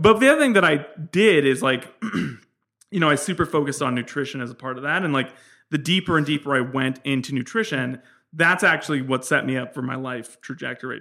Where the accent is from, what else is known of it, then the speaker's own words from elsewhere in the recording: San Francisco, California, United States; I was born in San Francisco